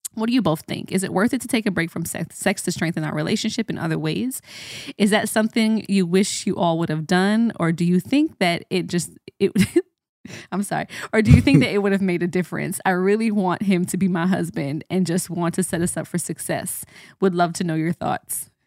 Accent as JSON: {"language": "English", "country": "Jamaica", "said": "as a Jamaican, we say, \"What do is done?\""}